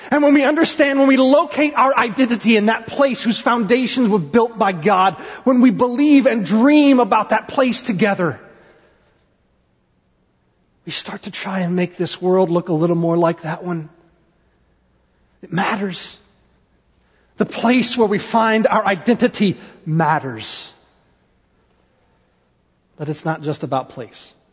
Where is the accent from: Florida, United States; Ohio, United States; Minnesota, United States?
Ohio, United States; born there; also born or lived in Indiana / Tennessee / South Carolina; I was born in Ohio. We moved when, when we were in Ohio. Then we moved to Indiana and then to Tennessee and South Carolina and Tennessee.